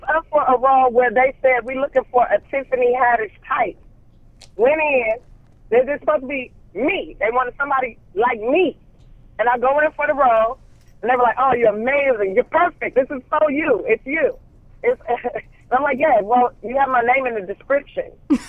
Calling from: Los Angeles, California, United States; I'm in Los Angeles, darling.

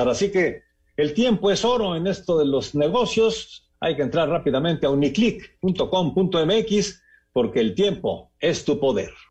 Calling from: Irapuato, Guanajuato, Mexico; de Irapuato, Guanajuato.

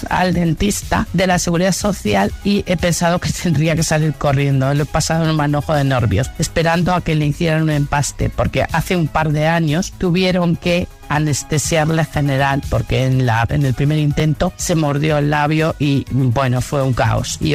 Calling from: Burgos, Castile and León, Spain; de Burgos.

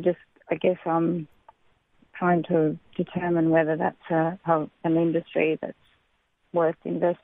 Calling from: Cairns, Queensland, Australia

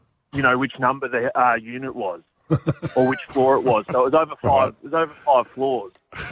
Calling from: Maroubra, New South Wales, Australia

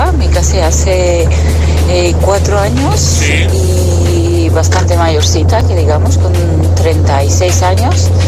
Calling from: Madrid, Community of Madrid, Spain; de Madrid.

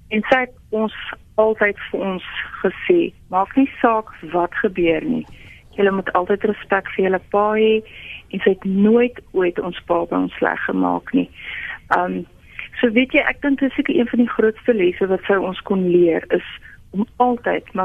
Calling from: Lichtenburg, North West, South Africa; van Lichtenburg.

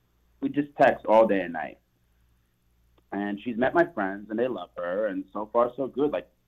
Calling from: Hampton, United States; I'm …, and I'm calling from Hampton.

